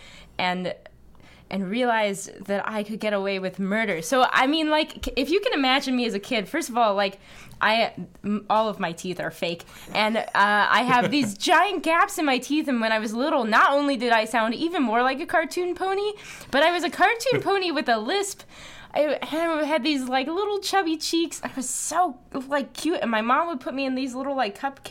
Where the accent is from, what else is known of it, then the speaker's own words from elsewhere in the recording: New Jersey, United States; moved away as an adult; also born or lived in Massachusetts; now in Brooklyn, United States; I was from New Jersey